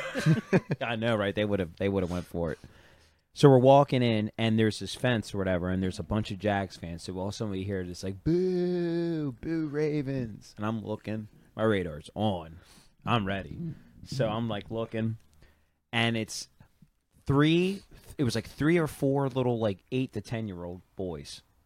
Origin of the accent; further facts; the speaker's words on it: Baltimore, Maryland, United States; we're from Baltimore